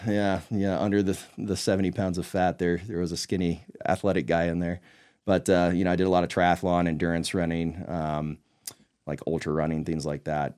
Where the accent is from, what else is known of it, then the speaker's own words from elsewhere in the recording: Northeast Texas, United States; I grew up in Northeast Texas